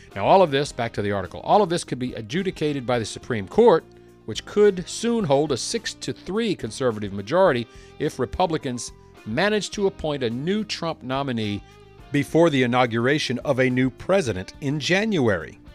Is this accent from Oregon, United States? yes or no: no; Louisiana, United States; I'm from Louisiana